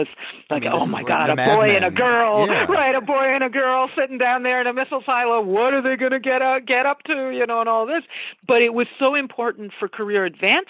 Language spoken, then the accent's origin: English; outside of Boston, Massachusetts, United States; I grew up outside of Boston, Massachusetts